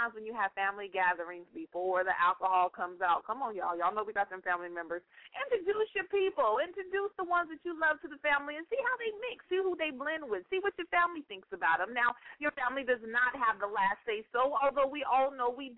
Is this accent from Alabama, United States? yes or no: no; Northern California, United States; moved away; That's my hometown, y'all. And I came back home for a little bit.